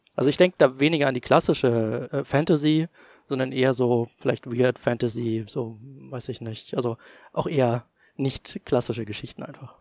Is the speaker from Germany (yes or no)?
yes; East Germany, Germany; ich bin halt noch in der DDR geboren, bin dementsprechend auch DDR sozialisiert, zumindest die Grundsozialisation, die man als kleines Kind erhält